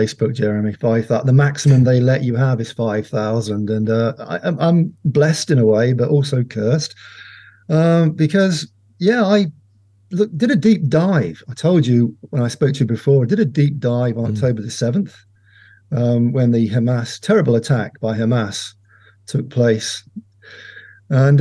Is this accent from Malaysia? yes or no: no; Ireland; As an Irishman